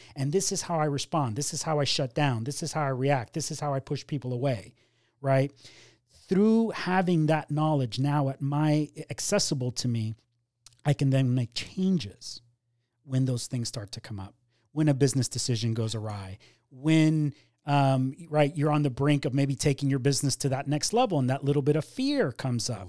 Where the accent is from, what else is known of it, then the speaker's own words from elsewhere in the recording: Miami, Florida, United States; also born or lived in Cuba; we ended up settling down in Miami, which is where I grew up.